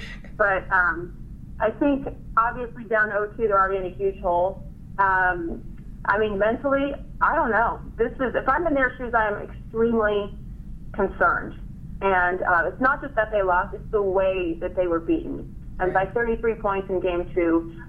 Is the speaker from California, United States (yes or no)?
no; Ohio, United States; now in Bay Area, United States; I'm from Ohio